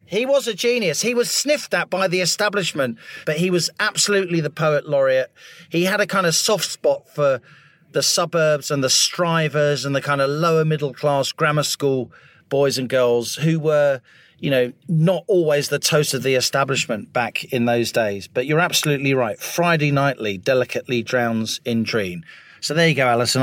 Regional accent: Middlesex, London, United Kingdom; I grew up in Middlesex, very unfashionable London suburb.

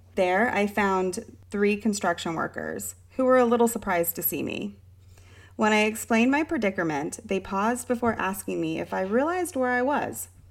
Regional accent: Southern California, United States; moved away; also born or lived in Richmond, Virginia; I grew up in Southern California

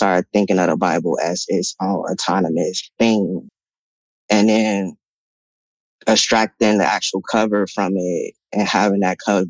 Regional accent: Chicago, Illinois, United States; now in Los Angeles, United States; The Rosenwald is the first apartment building that I was raised

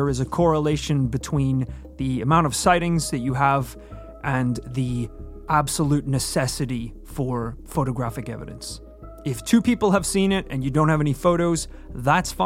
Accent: Georgia, United States; my home state of Georgia

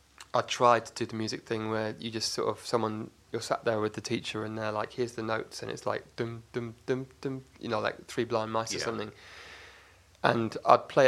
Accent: Oxford, South East England, United Kingdom; also born or lived in Cardiff, Wales; I was born in Cardiff, Wales, but at the age of 1 or 18 months, the family moved to Oxford for work, my dad's work

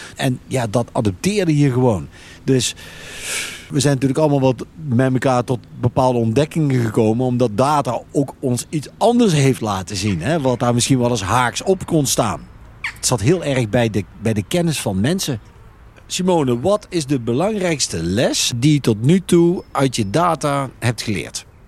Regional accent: Veghel, North Brabant, Netherlands; kom uit Veghel.

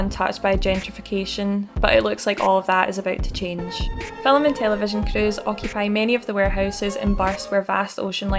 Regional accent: Glasgow, Scotland, United Kingdom; As someone who's born and bred in Govan

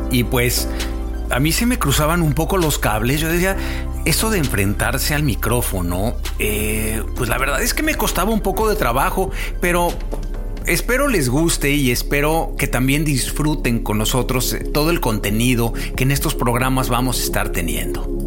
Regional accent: Mexico; now in Vancouver, Canada; vivo en Vancouver, en Canadá. Soy mexicano.

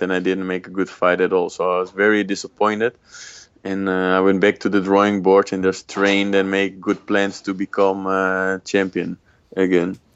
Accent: Netherlands; I was born in Holland

